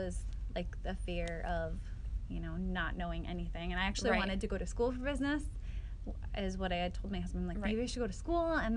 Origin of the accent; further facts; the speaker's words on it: Alpena, South Dakota, United States; also born or lived in Wolsey, South Dakota; I'm actually originally from Alpena